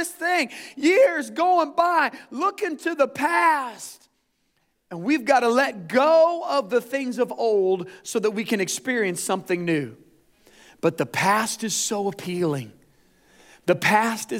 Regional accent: Indiana, United States; we're the Hoosiers

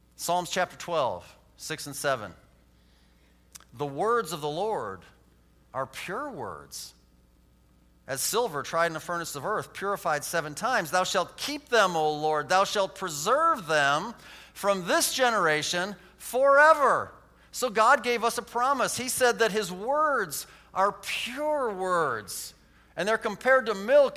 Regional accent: United States; I'm an American

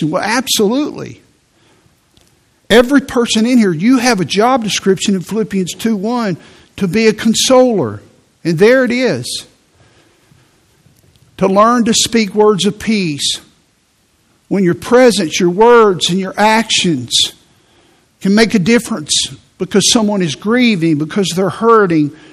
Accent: Midwest, United States; I, I'm from the Midwest. So I'm just not affectionate.

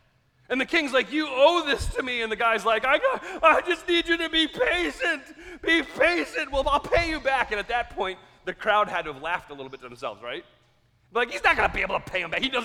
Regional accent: United States; also born or lived in Carroll County; we're so American

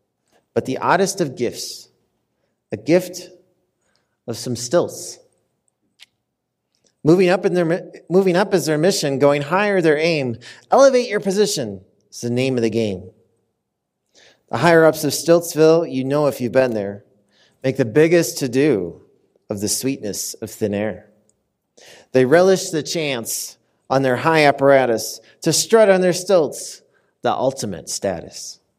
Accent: Minnesota, United States; now in Denver, United States; I'm visiting today from Denver, Colorado, originally from the great state of Minnesota. Any Minnesotans out there?

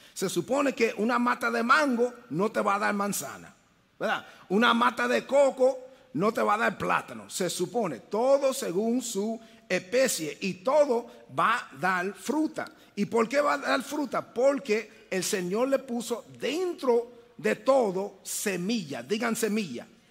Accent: New York City, New York, United States; also born or lived in Dominican Republic; yo soy el primero de la familia mía nacido en los Estados Unidos. Entonces, yo me crié en Brooklyn.

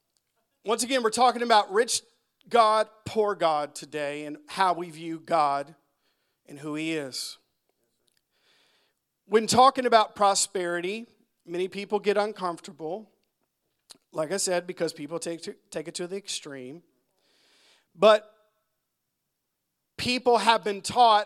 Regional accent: United States; I'm an American

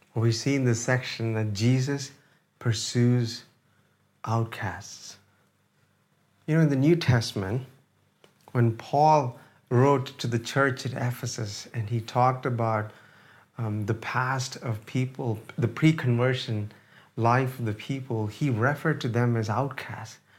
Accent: India; moved away; I am an Indian

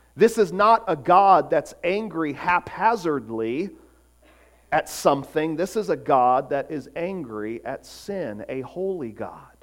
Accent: Florida, United States; growing up in Florida

